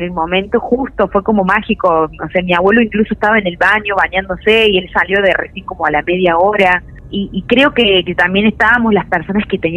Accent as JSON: {"language": "Spanish", "region": "Córdoba", "country": "Argentina", "said": "Sí, soy cordobesa."}